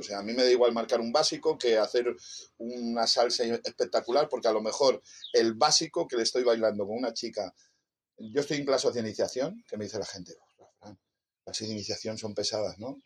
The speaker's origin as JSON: {"language": "Spanish", "town": "Torrent", "region": "Valencian Community", "country": "Spain", "said": "en mi pueblo, en Torrente"}